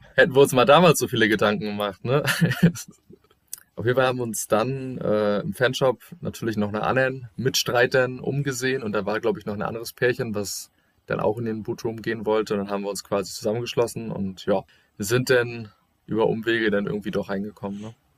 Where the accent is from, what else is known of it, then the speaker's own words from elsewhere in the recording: Germany; bei uns in Deutschland